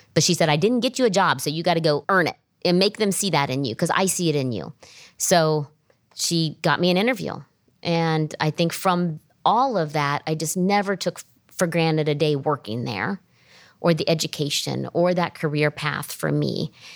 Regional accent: Springfield, Ohio, United States; I grew up in Springfield, Ohio

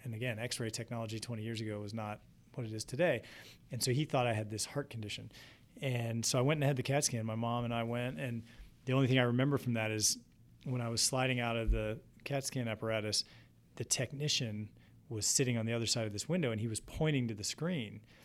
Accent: East Coast, between Baltimore and Washington, Maryland, United States; moved away as an adult; also born or lived in Providence, Rhode Island; now in Columbus, United States; I grew up on the East Coast, right between Baltimore and Washington

